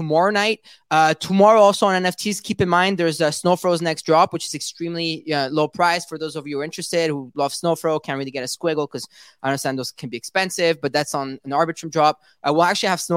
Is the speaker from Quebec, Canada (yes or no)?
yes; Montreal, Quebec, Canada; I'm from Montreal too